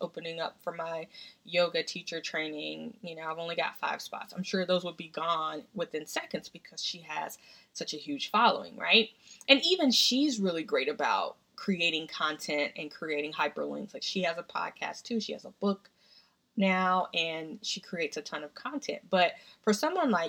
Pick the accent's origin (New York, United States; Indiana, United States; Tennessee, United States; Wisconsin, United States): Tennessee, United States; now in Washington, D.C., United States; We grew up together in Tennessee.